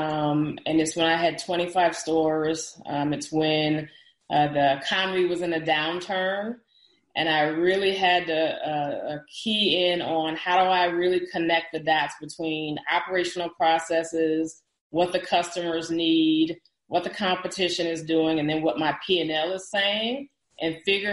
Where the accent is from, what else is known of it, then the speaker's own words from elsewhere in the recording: Dallas, Texas, United States; I'm from the Dallas area